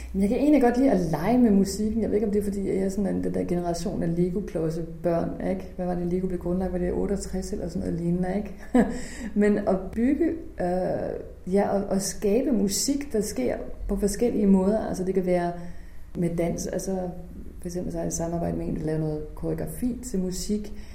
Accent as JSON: {"language": "Danish", "town": "Holstebro", "region": "Central Denmark Region", "country": "Denmark", "tie": "born or raised there", "moved": "yes", "said": "min hjemby, som jo faktisk har gjort så meget for kulturen, og jeg er vokset op her"}